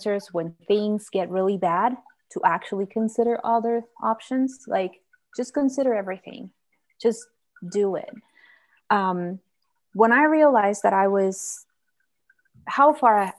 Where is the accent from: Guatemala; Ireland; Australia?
Guatemala; moved away as an adult; now in Idaho, United States; I'm from Guatemala and I've been living here for 8 years.